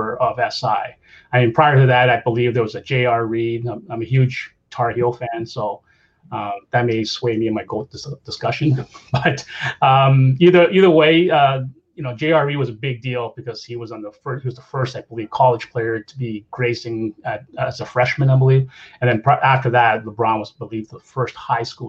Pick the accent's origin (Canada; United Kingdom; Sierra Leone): Canada; I'm Canadian